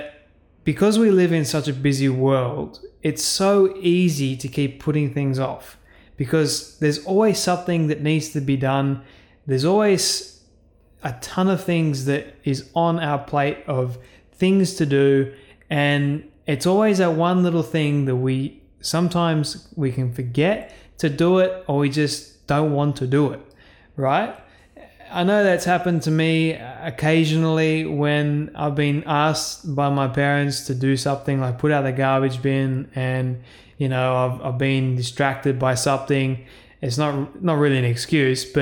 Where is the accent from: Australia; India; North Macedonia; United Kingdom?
Australia; Being an Australian myself, I am incredibly thankful and grateful that I get to live in this amazing country